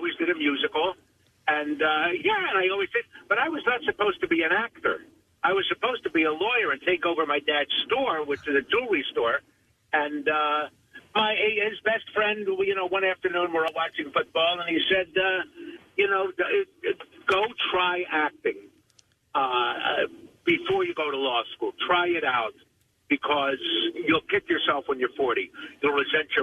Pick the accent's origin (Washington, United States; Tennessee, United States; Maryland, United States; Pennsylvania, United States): Pennsylvania, United States; Yardley; moved away; also born or lived in Trenton, New Jersey; We moved to Yardley